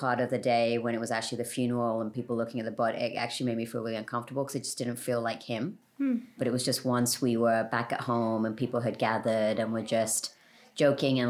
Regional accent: London, United Kingdom; My family is Sri Lankan. I'm from London.

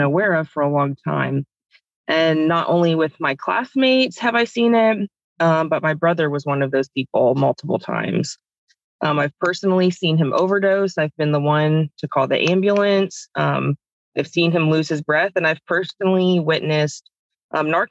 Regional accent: Tampa, Florida, United States; I grew up in the Tampa Bay area

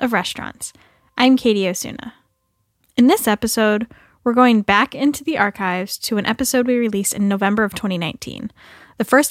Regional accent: Boise, Idaho, United States; moved away as an adult; Boise has a special place in my heart because it's where I'm from

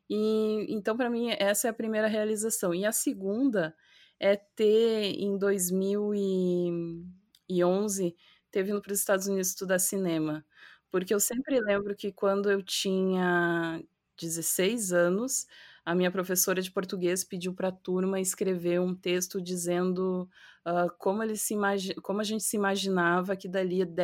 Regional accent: South Brazil, Brazil; Eu vim do, do sul do Brasil, mas de repente eu tô junto de paulista e eu começo a falar você

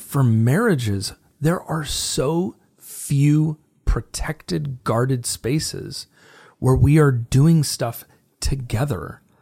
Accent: United States; as an American, I'm forty-one years old.

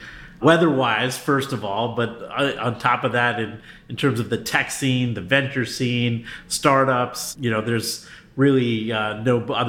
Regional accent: New York City, New York, United States; also born or lived in New Jersey / Connecticut; No, I'm originally from the East Coast. So I hail from the New York area, so Metro New York City. So I lived in New York, New Jersey, and Connecticut at different times in my early life.

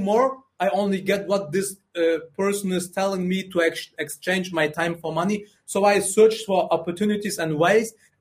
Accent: Germany; English is a second language; also born or lived in Afghanistan

